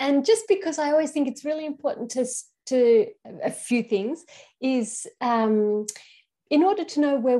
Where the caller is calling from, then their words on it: Queensland, Australia; I'm calling from Aboriginal land, and that this particular country is called Gubbi Gubbi country.